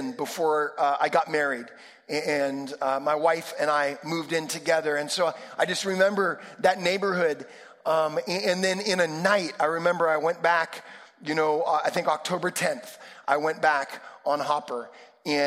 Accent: Sonoma County, California, United States; I grew up in Sonoma County

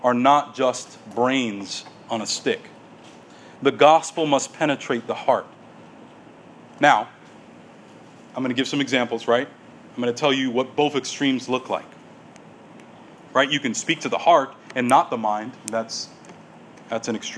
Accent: United States; we as American evangelicals

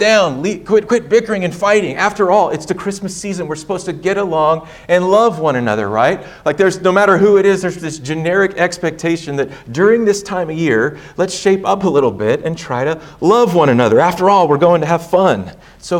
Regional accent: Hutto, Texas, United States; I grew up in Hutto, so not far from Georgetown

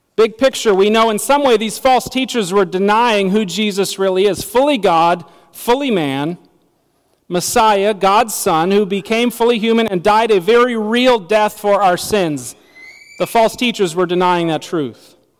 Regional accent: United States; As American citizens

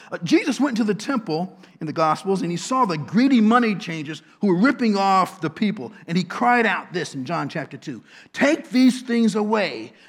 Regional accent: Washington, District of Columbia, United States; now in Baltimore, United States; my hometown, Washington

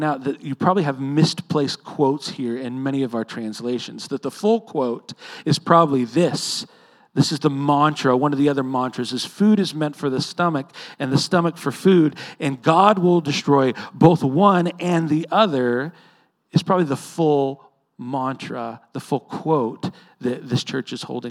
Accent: Edmond, Oklahoma, United States; I grew up in Edmond with a young man named Kyle Harper.

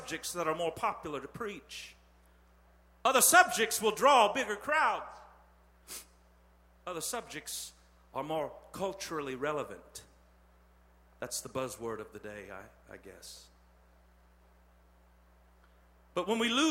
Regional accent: Terre Haute, Indiana, United States; I'm from Terre Haute.

